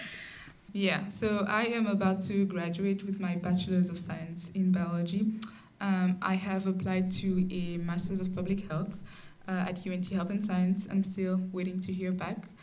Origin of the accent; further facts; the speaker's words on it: Burkina Faso; I'm from Burkina Faso